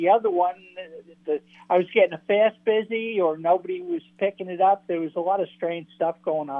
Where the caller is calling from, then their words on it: Cape Cod, Massachusetts, United States; Hey, it's … from Cape Cod.